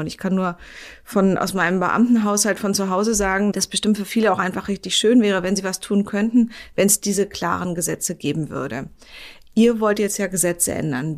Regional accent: Berlin, Germany; Ich wohne ja in Berlin, ich bin Berlinerin

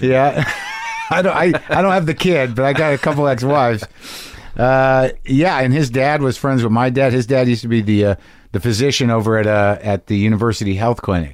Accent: Albuquerque, New Mexico, United States; moved away; growing up in New Mexico

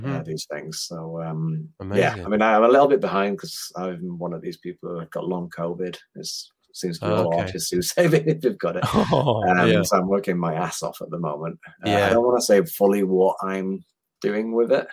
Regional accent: Huddersfield, Yorkshire and the Humber, United Kingdom; moved away as an adult; also born or lived in Australia / Sweden; in my hometown, you know, the university there is brilliant for textiles, for so much innovation

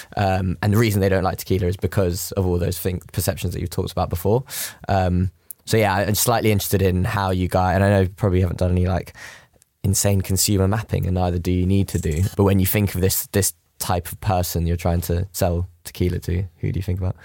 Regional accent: London, United Kingdom; I'm, I'm from West London.

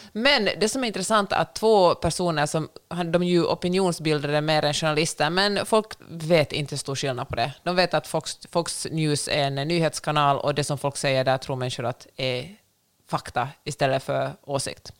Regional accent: Finland; jag har vuxit upp i Finland

